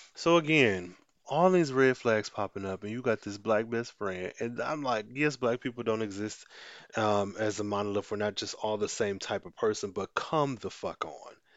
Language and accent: English; United States; being black American, being the culture that I was raised